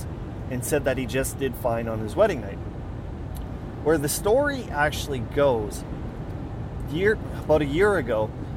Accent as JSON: {"language": "English", "town": "Weyburn", "region": "Saskatchewan", "country": "Canada", "tie": "born or raised there", "said": "my hometown of Weyburn, Saskatchewan"}